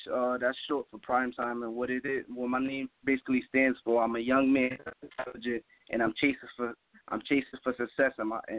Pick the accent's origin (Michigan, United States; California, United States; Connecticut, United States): Connecticut, United States; Hartford; Hartford, Connecticut.